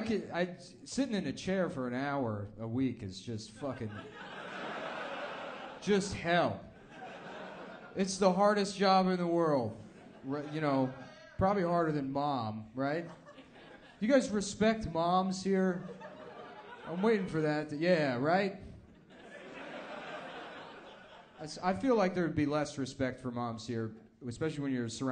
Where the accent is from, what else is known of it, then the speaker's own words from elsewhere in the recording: United States; As an American